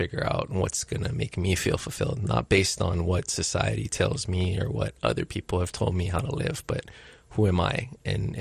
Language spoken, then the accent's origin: English; Hilo, Hawaii, United States; also born or lived in Honolulu, Hawaii; I grew up in Hilo. I was born here in Honolulu